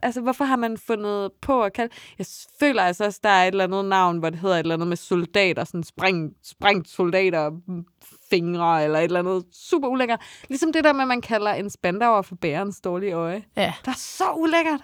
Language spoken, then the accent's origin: Danish; Funen, Southern Denmark, Denmark; jeg er Fynbo